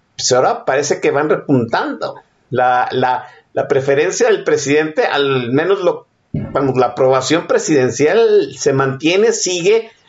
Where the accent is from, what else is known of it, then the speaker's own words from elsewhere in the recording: Mexico; casi 50 años que, que tengo aquí viviendo en este país, siendo mexicano